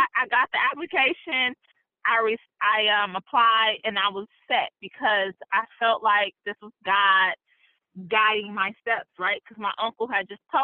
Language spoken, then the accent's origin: English; Saginaw, Michigan, United States; moved away as an adult; now in Columbus, Ohio, United States; Saginaw is what raised me.